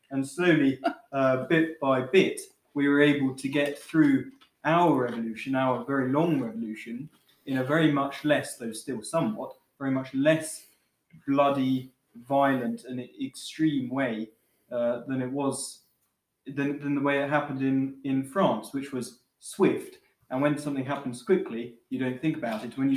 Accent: England, United Kingdom; my position as an Englishman knowing some English history

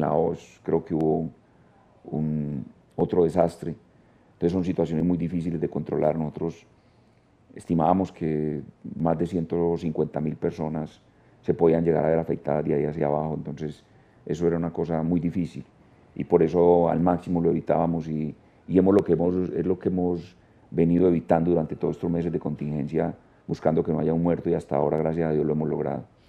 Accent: Guatapé, Antioquia, Colombia; Yo soy de Guatapé, nací en Guatapé

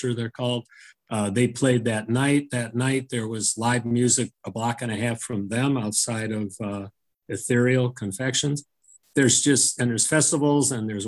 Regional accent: Woodstock, Illinois, United States; I wanted to work, you know, have my shop in my hometown

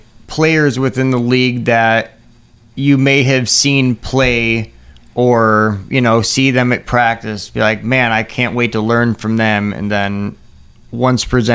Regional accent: Chicago, Illinois, United States; I'm originally from Chicago.

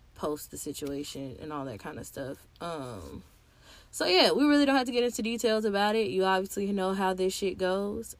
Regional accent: Tennessee, United States; I'm from Tennessee

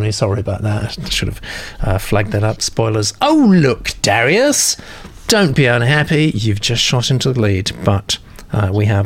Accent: Texas, United States; I was born in Dallas, grew up on the Red River

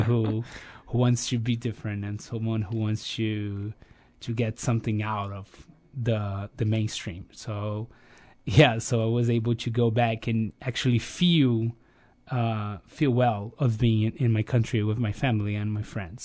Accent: Rio de Janeiro, Brazil; I grew up in Rio

